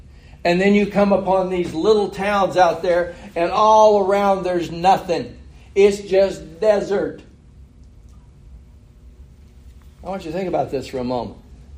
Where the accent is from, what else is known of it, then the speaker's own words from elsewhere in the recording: California, United States; moved away; I grew up in California.